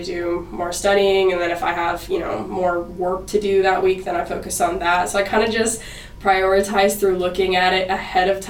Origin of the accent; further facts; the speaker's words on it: Dallas, Texas, United States; moved away as an adult; now in Fayetteville, United States; I'm from Dallas, Texas